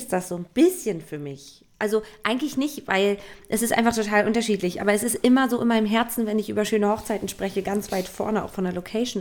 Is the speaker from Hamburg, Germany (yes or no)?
no; Stralsund, Mecklenburg-Vorpommern, Germany; Stralsund, mhm. was ja meine Heimat ist